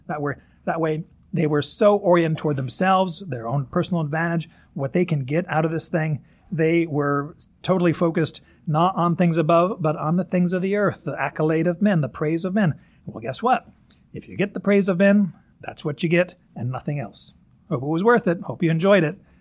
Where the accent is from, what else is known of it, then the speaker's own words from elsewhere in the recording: Northern Kentucky, United States; accent: Northern Kentucky; my Northern Kentucky accent, Corinth.